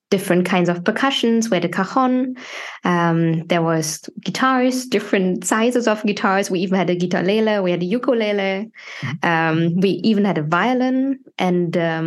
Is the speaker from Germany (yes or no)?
yes; Germany; moved away as an adult; now in Sweden; born and raised in Germany